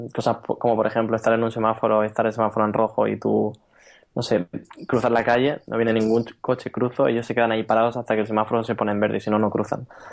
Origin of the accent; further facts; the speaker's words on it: Region of Murcia, Spain; accent: Murcian; moved away as an adult; also born or lived in Valencia / Barcelona; now in Berlin, Germany; yo, para quien no lo haya notado en mi acento, soy murciano